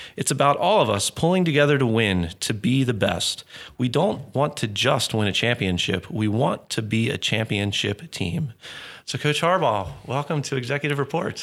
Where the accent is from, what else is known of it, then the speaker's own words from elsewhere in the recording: Baltimore, Maryland, United States; born and raised in Baltimore